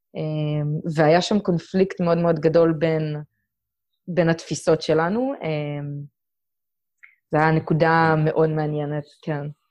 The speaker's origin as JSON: {"language": "Hebrew", "country": "Israel", "also_born_or_lived": "Colorado / Houston", "moved": "as an adult", "said": "שאני מישראל"}